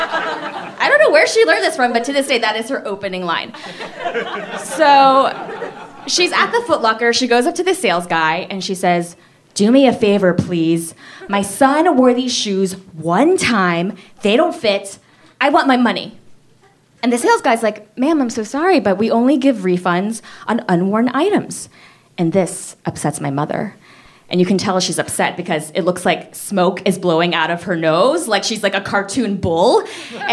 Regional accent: Miami, Florida, United States; I grew up in Miami. Yeah. 305. 305 till

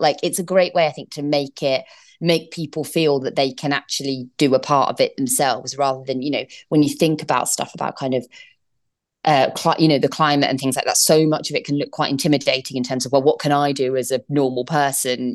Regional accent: United Kingdom; accent: British; moved away as an adult; now in United States

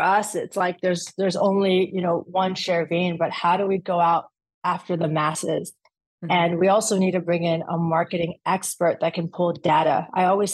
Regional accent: Orange County, California, United States; also born or lived in Atlanta / Afghanistan; I went to UCLA, so I'm originally from Orange County

